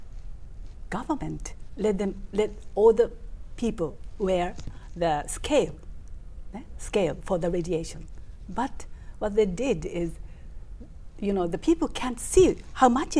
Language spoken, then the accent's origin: English; Fukushima, Japan; moved away; I was born in Fukushima.